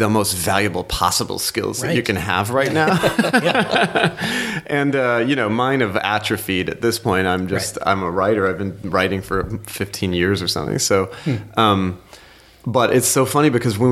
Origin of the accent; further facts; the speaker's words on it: Oklahoma, United States; moved away as an adult; also born or lived in Pittsburgh; I grew up in Oklahoma, Cherokee citizen, grew up within the boundaries of the Cherokee Nation